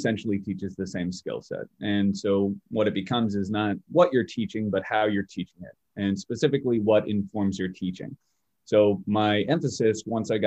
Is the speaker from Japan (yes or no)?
no; Bay Area, California, United States; moved away as an adult; now in Springfield, United States; So I'm originally from the Bay Area, California, which is just a little south of San Francisco. I stayed there for about 28 years of my life before I headed out here to Massachusetts.